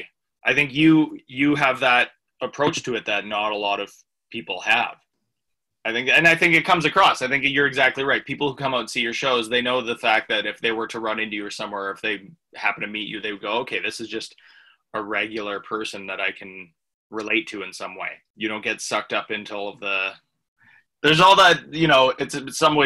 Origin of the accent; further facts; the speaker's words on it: Canada; as a Canadian